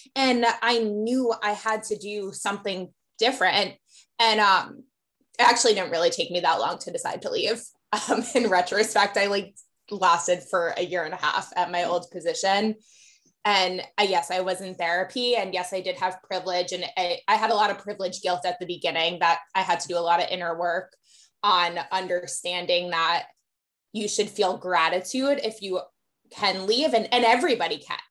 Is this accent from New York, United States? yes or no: yes; Westchester, New York, United States; moved away as an adult; also born or lived in Atlanta; I grew up in Westchester